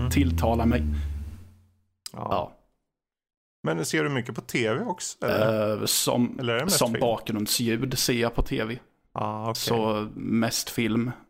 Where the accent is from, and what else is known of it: Rydsnäs, Östergötland, Sweden; born or raised there